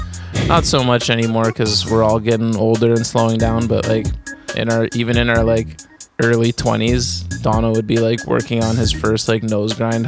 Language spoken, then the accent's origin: English; Calgary, Alberta, Canada; I'm from Calgary, the home of Mills, a crazy micro universe of people.